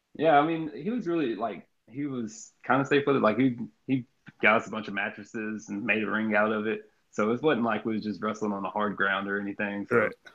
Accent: Jasper, Texas, United States; also born or lived in Austin, Texas / Kirbyville, Texas; we moved from Austin to Jasper, Texas and, or Kirbyville, Texas

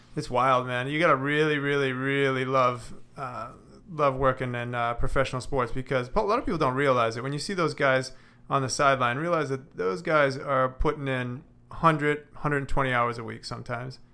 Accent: Boston, Massachusetts, United States; moved away as an adult; I'm originally from Boston

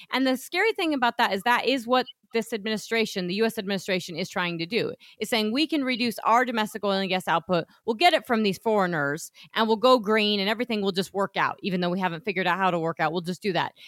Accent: Colorado, United States; my hometown

